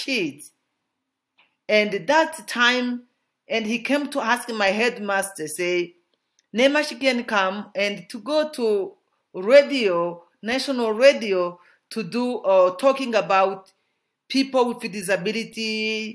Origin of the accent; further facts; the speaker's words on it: Itombwe, Mwenga territory, South Kivu, DR Congo; I born in South Kivu province, in Mwenga territory, in Itombwe sector